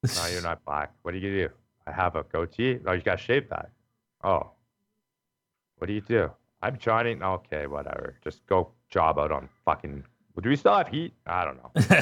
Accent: Calgary, Alberta, Canada; I'm from Calgary

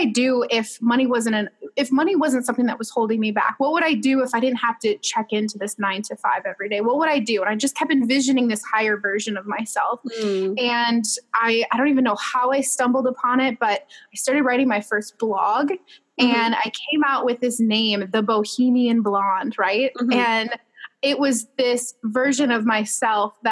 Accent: Minnesota, United States; I'm just a girl from Minnesota

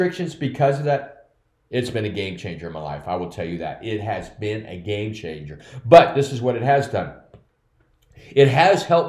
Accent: United States; By my physical birth, I'm a citizen of the United States of America.

